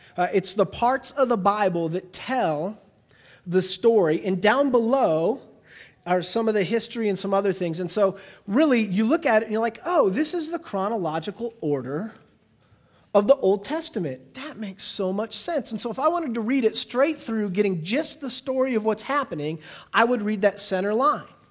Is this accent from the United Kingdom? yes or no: no; United States; I'm an American.